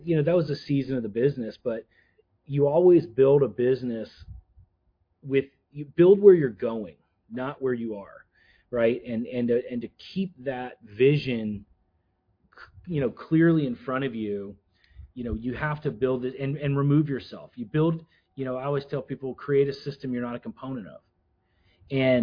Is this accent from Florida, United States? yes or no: yes; Florida, United States; moved away; I was from Florida